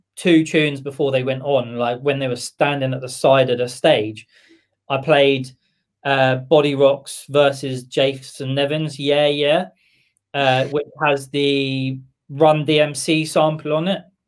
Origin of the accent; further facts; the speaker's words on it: Camberley, South East England, United Kingdom; moved away as an adult; also born or lived in Bournemouth / Watford / Milton Keynes; now in Aylesbury, United Kingdom; born in Camberley